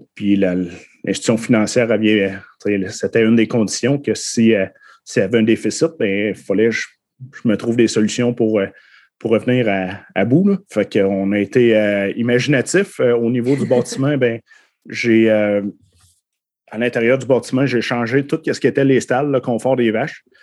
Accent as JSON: {"language": "French", "town": "Saint-Côme-Linière", "region": "Quebec", "country": "Canada", "tie": "born or raised there", "said": "j'ai été élevé à Saint-Côme-Linière"}